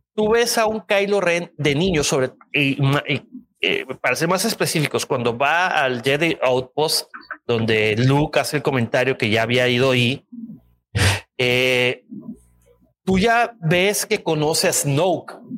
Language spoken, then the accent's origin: Spanish; Culiacán, Sinaloa, Mexico; De Culiacán, compa. Ahí de donde soy yo.